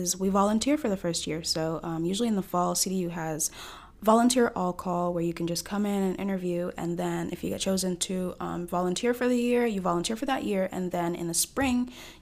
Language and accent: English; Jacksonville, Florida, United States; first language Spanish; English is a second language; also born or lived in Dominican Republic; now in Tallahassee, United States; I was born in Dominican Republic, but my parents are Haitian. So just a little bit of a mix there. I grew up in DR, but I moved to Jacksonville when I was 6